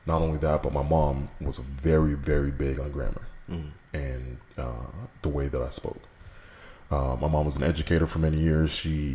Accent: Katy, Texas, United States; also born or lived in New York; growing up in Katy, which for those of you who aren't familiar with that part of town, in the 90s, was predominantly white

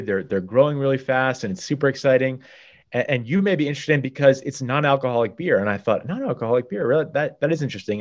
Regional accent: Guilford, Connecticut, United States; also born or lived in Madison, Connecticut; as a Guilford High School student, went out to the Hopi reservation in Arizona, and for me, probably like you, growing up in Guilford and Madison

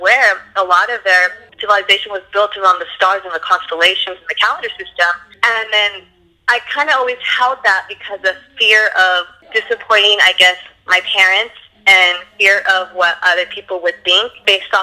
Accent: Los Angeles, California, United States; I'm born and raised in LA, and I am a Cali girl through and through.

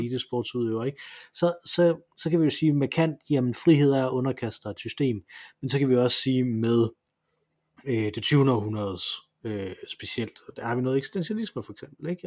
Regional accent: Silkeborg, Central Denmark Region, Denmark; moved away; Jeg kommer fra Silkeborg

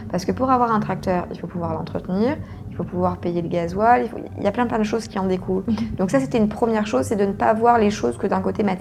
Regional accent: France; je suis française, mais je suis une française de l'étranger.

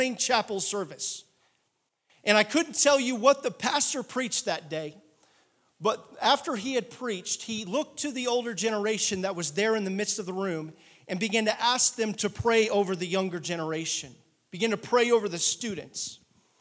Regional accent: Oklahoma City, Oklahoma, United States; also born or lived in Adair, Oklahoma; I am a city boy. I'm from Oklahoma City

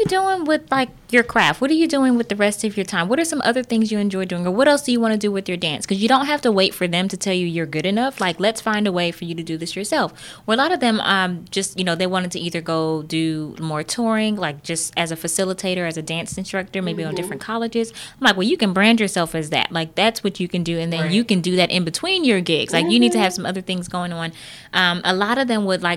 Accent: Brooklyn, New York, United States; now in Texas, United States; I'm originally from Brooklyn.

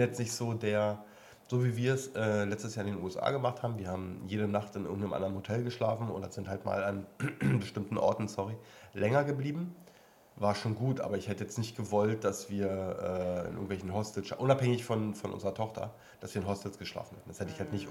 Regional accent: East Germany, Germany; bin ja mal geboren im Osten. Ehemals. Ossi quasi

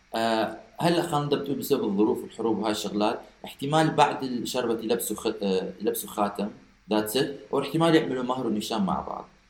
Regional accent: Iraq; احنا عندنا بالعراق

